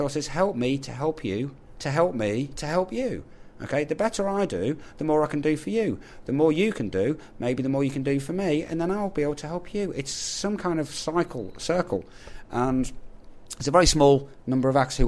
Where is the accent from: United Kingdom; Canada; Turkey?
United Kingdom; England; I am also English